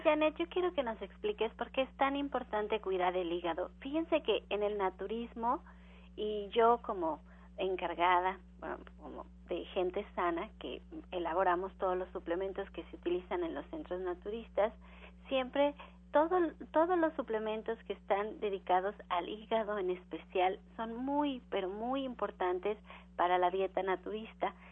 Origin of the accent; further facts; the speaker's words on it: Mexico; Nosotros como mexicanos